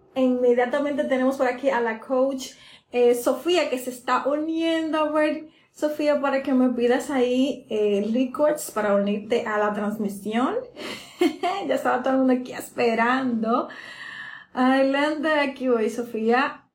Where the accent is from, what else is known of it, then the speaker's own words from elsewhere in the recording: Dominican Republic; en mi país, República Dominicana